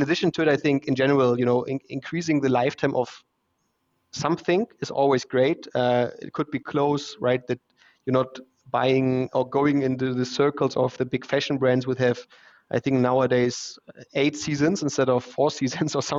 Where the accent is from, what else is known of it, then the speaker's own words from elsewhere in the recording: Hamburg, Germany; English is a second language; moved away as an adult; also born or lived in Shanghai, China / Munich, Germany; now in Vienna, Austria; Originally, I'm from Hamburg in Germany, but now I live in Vienna since 4.5 years